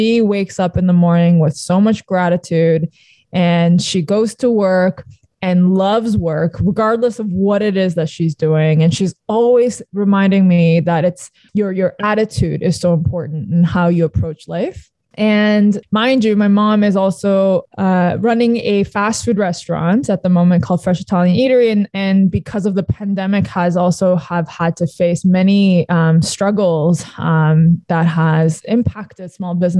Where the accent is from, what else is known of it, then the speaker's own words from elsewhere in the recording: Toronto, Ontario, Canada; also born or lived in Sydney, Australia / South Korea; I was born in Sydney, Australia. And my parents moved back to South Korea where they're from. And so my childhood was in Korea. I was there until I was 8 years old and then moved to Canada at that point